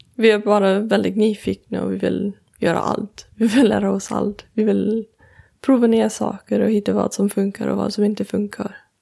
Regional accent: Colorado, United States; Swedish is a second language; now in Sweden; jag kommer från Colorado

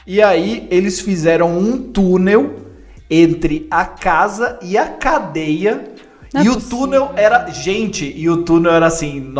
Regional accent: Avaré, São Paulo, Brazil; as pessoas já sabem que eu sou de Avaré, interior de São Paulo.

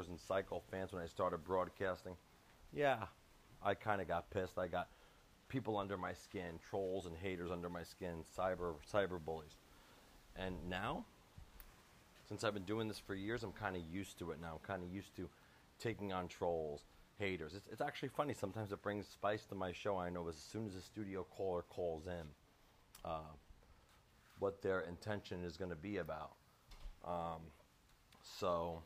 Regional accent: Long Island, New York, United States; now in Florida, United States; I am out of Florida, originally born and raised in New York, Long Island, but currently reside in Florida now.

